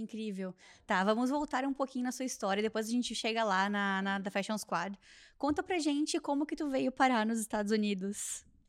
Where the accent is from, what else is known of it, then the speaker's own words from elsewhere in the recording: southern Brazil, Brazil; moved away; eu sou lá do sul do Brasil